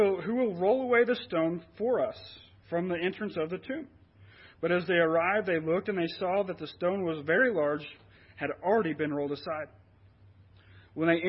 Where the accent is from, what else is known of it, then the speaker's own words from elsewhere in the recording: Guymon, Oklahoma, United States; born and raised in Guymon, went through high school.